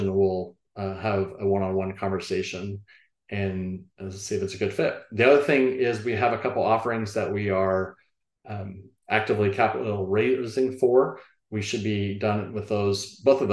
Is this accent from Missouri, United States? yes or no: no; Austin, Texas, United States; now in Bryan College Station, United States; I'm born and raised in Austin.